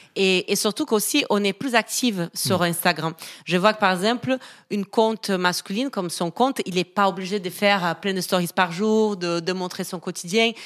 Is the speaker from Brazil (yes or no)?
yes; Brazil; accent: Brazilian; French is a second language; moved away as an adult; now in Paris, France; Je suis brésilienne, je pense que ça s'entend, un petit accent.